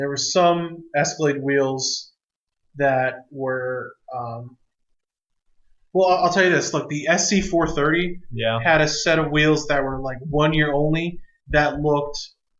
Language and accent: English; New York, United States; upstate New York, too. I saw so many Confederate flags back in high school.